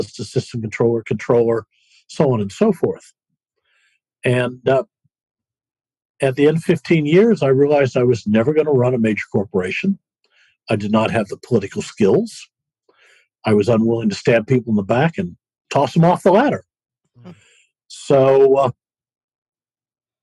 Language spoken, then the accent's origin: English; Davenport, Iowa, United States; I'm a Midwestern boy. I grew up in Iowa, Davenport, Iowa